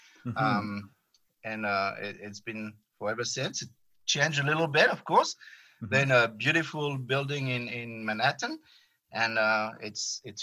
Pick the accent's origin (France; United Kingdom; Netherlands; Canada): France; accent: French; English is a second language; moved away; I'm French, as you can tell with my heavy accent.